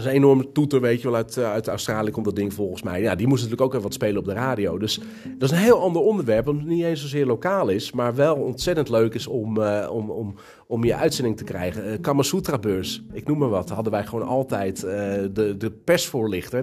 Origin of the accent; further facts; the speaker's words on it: Castricum, North Holland, Netherlands; Ik ben niet geboren in Kastrikum. Ik ben hier komen wonen toen ik, uh, eh, denk tien was